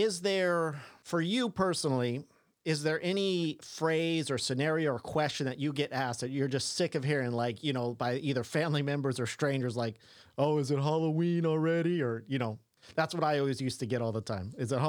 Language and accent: English; England, United Kingdom; I can't pronounce anything. I'm an English white boy.